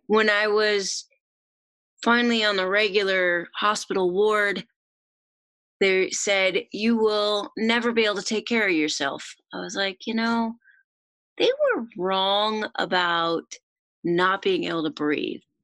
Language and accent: English; Oregon, United States; moved away as an adult; I am originally from Oregon